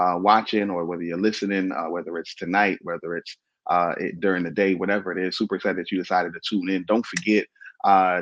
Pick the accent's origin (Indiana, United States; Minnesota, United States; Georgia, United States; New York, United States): New York, United States; New York City; also born or lived in Baltimore; I'm from Brooklyn